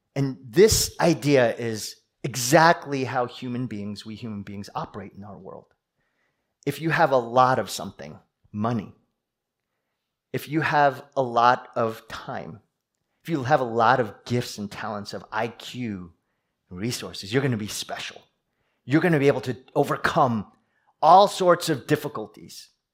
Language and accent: English; East Coast, United States; moved away; I'm from the East Coast. We East Coasters